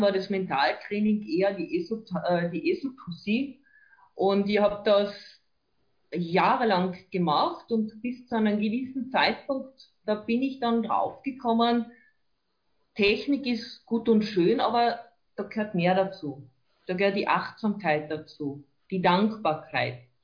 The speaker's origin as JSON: {"language": "German", "area": "near Lake Wörthersee", "region": "Carinthia", "country": "Austria", "tie": "born or raised there", "also_born_or_lived": "Villach", "said": "Ich bin gebürtige Kärntnerin, aufgewachsen in der Nähe vom schönen Wörthersee"}